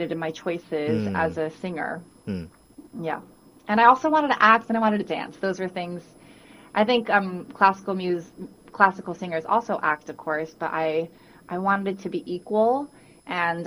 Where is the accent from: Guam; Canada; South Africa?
Guam; now in New York City, United States; I was born and raised on Guam